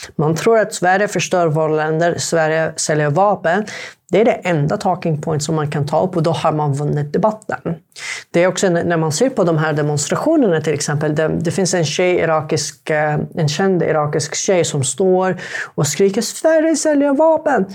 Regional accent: Yemen; Swedish is a second language; now in Sweden; jag är jemenit

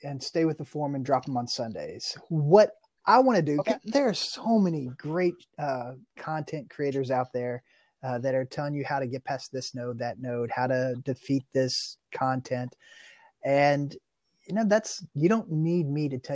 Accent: Kentucky, United States; I'm from Kentucky and basketball is a state religion here

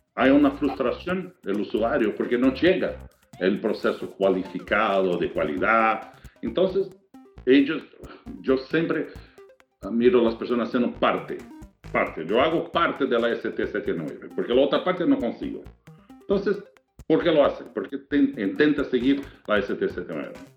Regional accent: Brazil; accent: Portuñol; Spanish is a second language; moved away as an adult; now in United States; yo soy brasileño

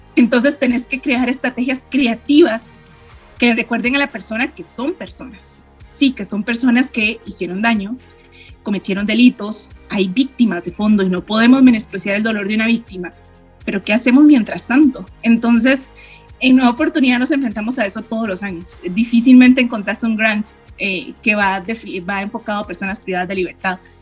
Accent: Costa Rica; soy de Costa Rica

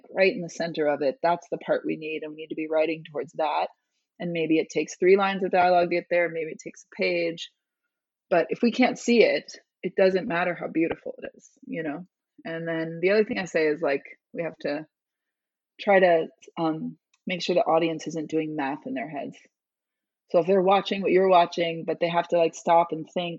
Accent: Chicago, Illinois, United States; I'm from Chicago

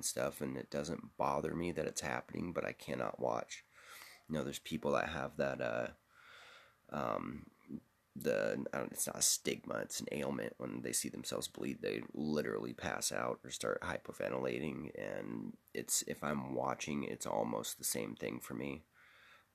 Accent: Seattle, Washington, United States; I'm from Seattle.

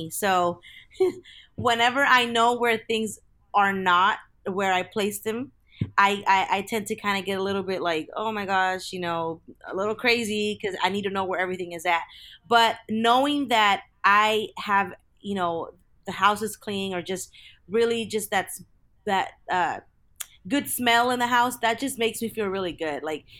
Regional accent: California, United States; I am born and raised in Southern California. And growing up, I from a very young age, I remember going to church with my parents.

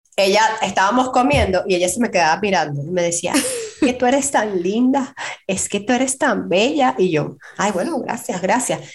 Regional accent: Valencia, Carabobo, Venezuela; moved away as an adult; now in United States; nosotros somos de Valencia, de la ciudad de Valencia, Estado Carabobo

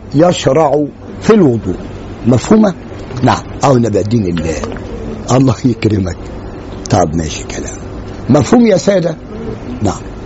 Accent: Egypt; عندنا في مصر

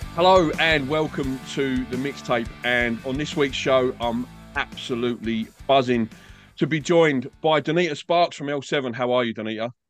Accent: England, United Kingdom; now in Australia; I'm, I'm English. I grew up in England

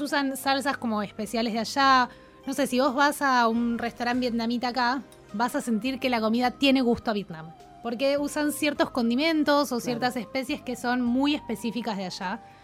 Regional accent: Argentina; somos argentinos

